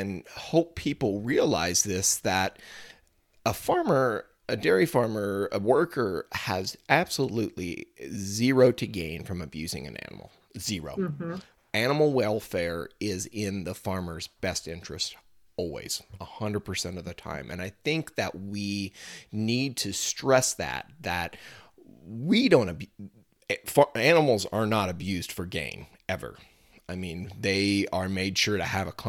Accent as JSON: {"language": "English", "region": "Missouri", "country": "United States", "said": "here in my home state, you know, Missouri is a huge soybean state."}